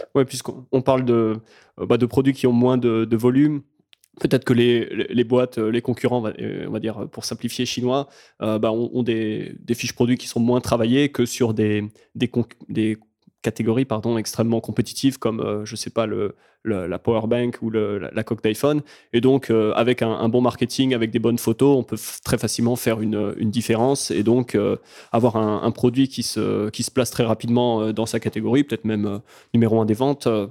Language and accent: French; France; en tant que Français